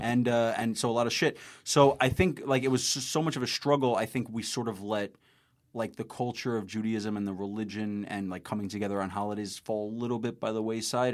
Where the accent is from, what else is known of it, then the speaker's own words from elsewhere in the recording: New York City, New York, United States; I'm from Queens